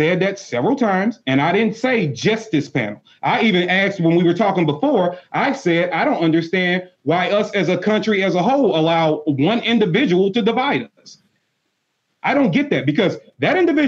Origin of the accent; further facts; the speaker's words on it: United States; I was born here in America